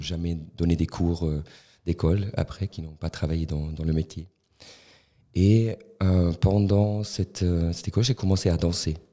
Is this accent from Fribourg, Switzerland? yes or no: yes; Tafers, Fribourg, Switzerland; French is a second language; J'ai grandi à Tavel.